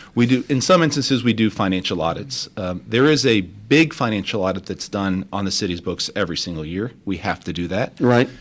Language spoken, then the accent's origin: English; Crosby, Texas, United States; also born or lived in Baytown, Texas / Mexico; I grew up in Crosby, so I was born in Baytown, Texas